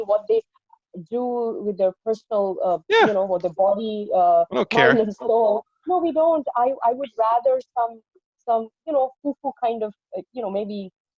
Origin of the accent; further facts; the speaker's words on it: India; I'm not just an American citizen looking at this from that point of view. I'm Indian.